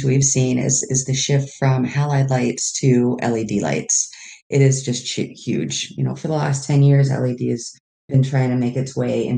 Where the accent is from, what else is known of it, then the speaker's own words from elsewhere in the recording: San Diego, California, United States; I am from San Diego